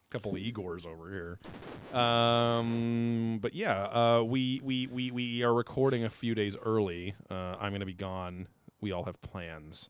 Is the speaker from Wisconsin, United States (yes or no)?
no; Southern California, United States; we've lived in Southern California our whole life